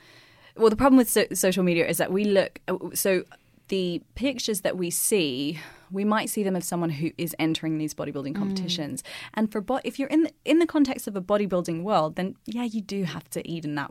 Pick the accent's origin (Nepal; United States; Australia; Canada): Australia; accent: Aussie; Okay, so I will say that the less pants, more plants in my Aussie accent.